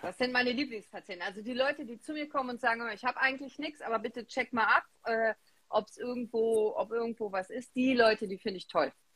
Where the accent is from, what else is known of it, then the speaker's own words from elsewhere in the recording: Remscheid, North Rhine-Westphalia, Germany; ich komme aus Remscheid, ich bin in Remscheid geboren.